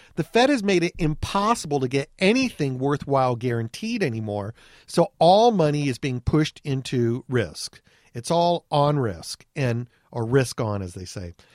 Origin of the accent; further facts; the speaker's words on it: Anaheim, California, United States; I grew up in Anaheim, California